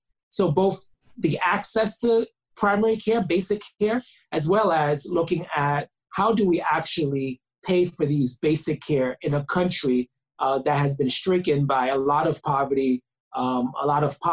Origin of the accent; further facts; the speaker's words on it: New York City, New York, United States; I am Haitian American. I was born in Brooklyn, New York by two amazing parents, Haitian immigrants.